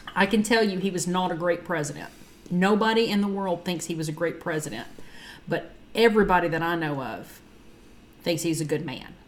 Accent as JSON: {"language": "English", "region": "Texas", "country": "United States", "said": "I'm from Texas"}